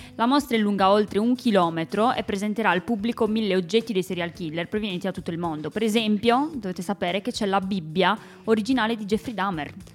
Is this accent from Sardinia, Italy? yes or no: yes; Cagliari, Sardinia, Italy; now in Milan, Italy; io sono nata e cresciuta in Sardegna, a Cagliari